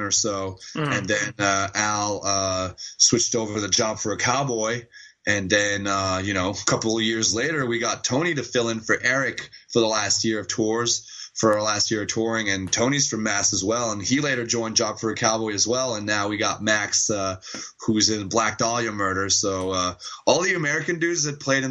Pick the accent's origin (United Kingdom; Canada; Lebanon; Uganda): Canada; Montreal, Quebec; I was born in Montreal